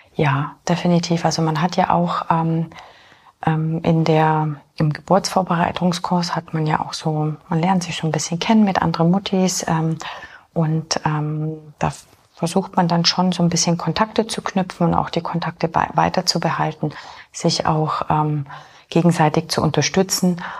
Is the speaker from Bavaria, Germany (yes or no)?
yes; Augsburg, Bavaria, Germany; moved away as an adult; also born or lived in Poland / Munich / Fürstenfeldbruck; now in Holzkirchen, Germany; Ich bin ursprünglich in Polen geboren, bin dann mit vier Jahren nach Deutschland gekommen. Meine Wurzeln sind in Augsburg. Also ich bin in Augsburg bin ich dann aufgewachsen auf dem Land